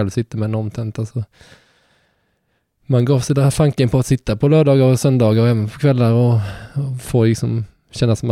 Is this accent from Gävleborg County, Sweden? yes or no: no; Halmstad, Halland County, Sweden; Så det var därför jag drog mig lite från Halmstad också.